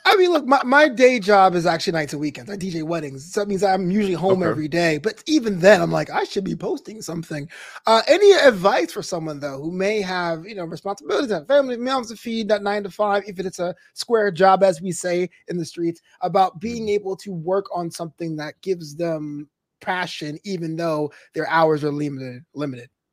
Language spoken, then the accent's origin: English; New York, United States; my hometown New York